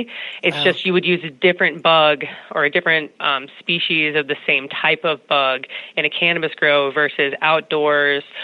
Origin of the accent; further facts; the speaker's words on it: North Carolina, United States; I grew up in North Carolina, which is one of the largest states for agricultural business in the United States.